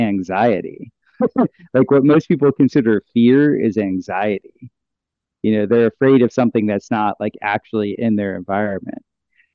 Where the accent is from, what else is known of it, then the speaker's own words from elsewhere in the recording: South Florida, United States; moved away; also born or lived in Costa Rica; growing up in South Florida